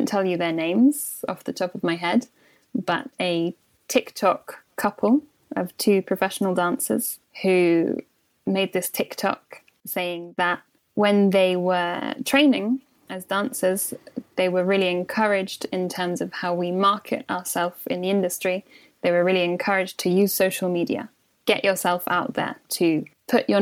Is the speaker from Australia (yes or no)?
no; St Albans, East of England, United Kingdom; also born or lived in Watford; I'm from Hertfordshire, which is just outside London, just north of London. And I was born in Watford. And then we moved when I was quite young, when I was about 7 years old, we moved to St Albans, which is the next door city